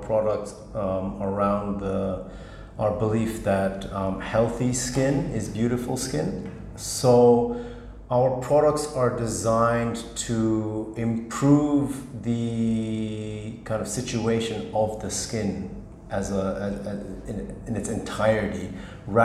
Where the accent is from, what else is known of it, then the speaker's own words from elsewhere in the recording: Tokyo, Japan; moved away as an adult; also born or lived in United States / United Kingdom; now in Singapore; I'm born and raised in Tokyo.